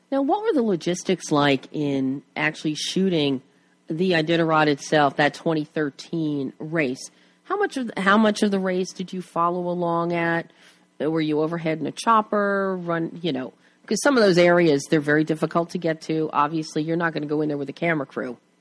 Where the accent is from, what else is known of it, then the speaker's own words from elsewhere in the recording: Plymouth Meeting, Pennsylvania, United States; now in Culver City, United States; born and bred in Plymouth Meeting, right outside Philly